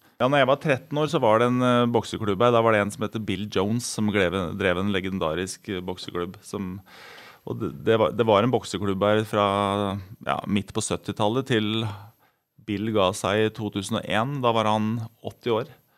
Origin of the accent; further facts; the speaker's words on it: Elverum, Innlandet, Norway; jeg er fra Elverum og bodde på Søbakken